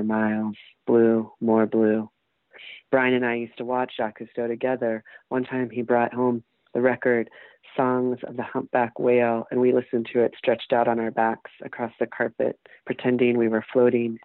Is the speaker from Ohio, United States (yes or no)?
yes; Ohio, United States; moved away as an adult; also born or lived in Athens, Ohio / New York / Portland; now in Lexington, United States; I grew up in Ohio, in a small rural town, not Appalachian.